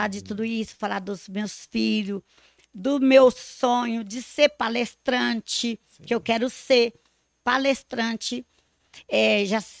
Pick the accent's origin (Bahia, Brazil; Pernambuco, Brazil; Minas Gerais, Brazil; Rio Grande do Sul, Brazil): Minas Gerais, Brazil; Abre Campo; born or raised there; moved away